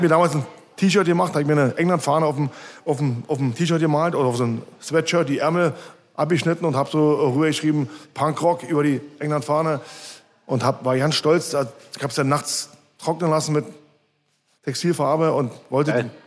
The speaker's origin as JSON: {"language": "German", "region": "Berlin", "country": "Germany", "tie": "born or raised there", "also_born_or_lived": "Marzahn, Berlin", "said": "geboren in Köpenick und aufgewachsen die ersten 13, 14 Jahre in Obersch Oberschöneweide"}